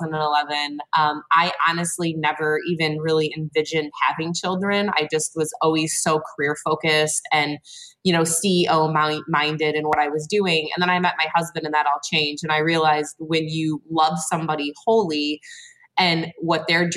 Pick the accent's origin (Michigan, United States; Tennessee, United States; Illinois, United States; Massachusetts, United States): Michigan, United States; Flint; So I am from mid-Michigan. I'm from the Flint area.